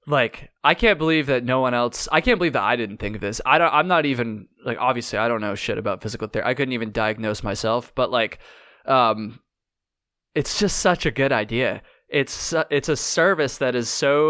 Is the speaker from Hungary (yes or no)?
no; Vermont, United States; I'm from Vermont. Like, I grew up hiking on the long trail